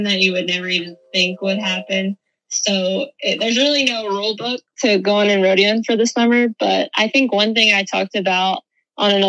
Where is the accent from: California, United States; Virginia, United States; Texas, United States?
Virginia, United States; Martha and I grew up in Virginia